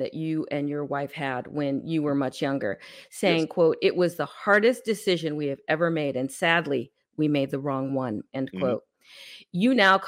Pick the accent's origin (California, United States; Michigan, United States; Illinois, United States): California, United States; San Francisco; I grew up in San Francisco in the late 60s, early 70s.